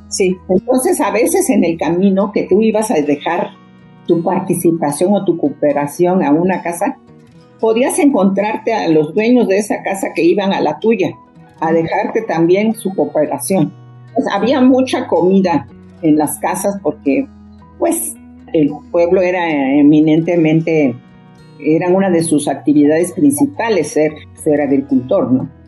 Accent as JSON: {"language": "Spanish", "region": "Mexico City", "country": "Mexico", "tie": "born or raised there", "said": "porque yo aunque nací en la Ciudad de México y prácticamente crecí aquí, mi casa era como trasladar el pueblo a la ciudad. En mi casa se hablaba zapoteco, se comía estilo buchitán."}